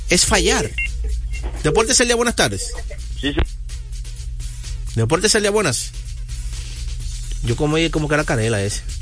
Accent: Dominican Republic; yo soy dominicano.

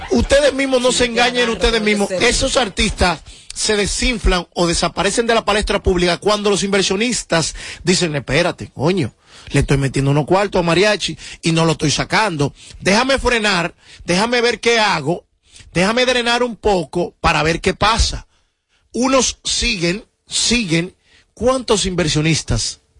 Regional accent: Dominican Republic; Soy el único dominicano que logra consumir, que logra tener en un disco …, …, …, …, ….

